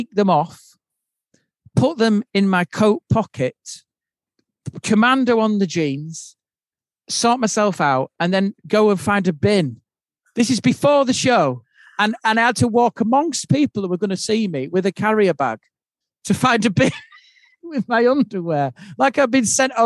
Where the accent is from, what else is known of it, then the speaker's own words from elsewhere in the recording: Yorkshire and the Humber, United Kingdom; being the Yorkshireman